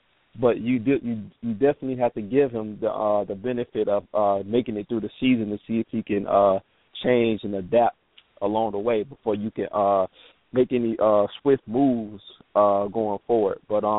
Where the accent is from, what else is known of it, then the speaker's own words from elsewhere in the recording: Georgia, United States; I'm from Georgia